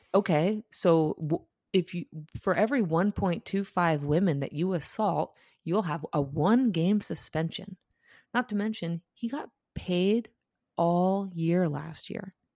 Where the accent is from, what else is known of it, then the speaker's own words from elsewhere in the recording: Cleveland, Ohio, United States; I'm from Cleveland